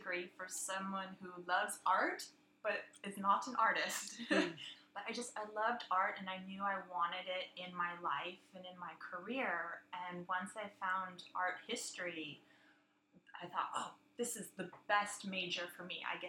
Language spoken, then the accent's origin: English; San Diego, California, United States; also born or lived in London; I'm from San Diego